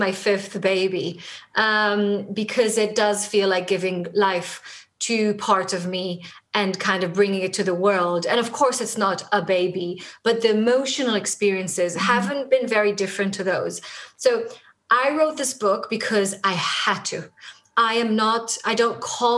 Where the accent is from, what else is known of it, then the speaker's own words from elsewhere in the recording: Tel Aviv, Tel Aviv District, Israel; first language Hebrew; English is a second language; moved away as an adult; now in London, United Kingdom; I'm a native kind of Hebrew speaker. I was born in Israel, in Tel Aviv. Most of my life, I lived in Israel